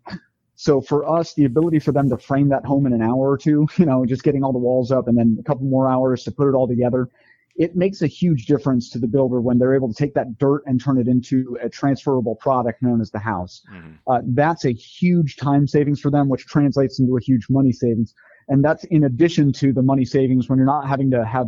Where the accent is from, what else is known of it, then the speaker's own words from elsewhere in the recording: Arizona, United States; I grew up in Arizona